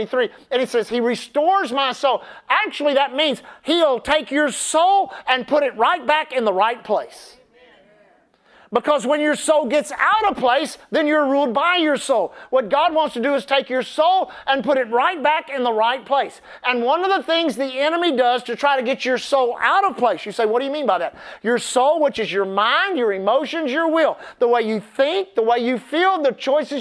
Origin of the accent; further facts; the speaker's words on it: United States; we're American